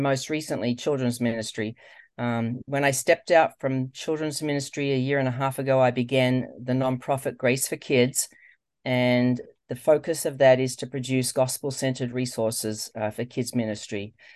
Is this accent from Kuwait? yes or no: no; Australia; moved away as an adult; now in United States; You probably can't tell from my voice, um, that I'm from Australia, but I am.